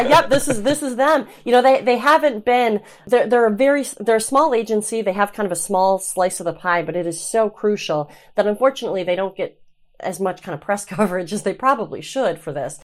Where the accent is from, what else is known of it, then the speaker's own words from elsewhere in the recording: Traverse City, Michigan, United States; I'm from Traverse City, um, and grew up on the water